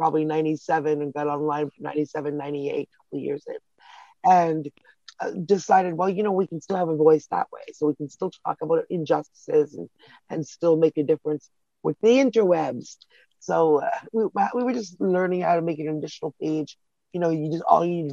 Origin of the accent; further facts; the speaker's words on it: Toronto, Ontario, Canada; I'm from Toronto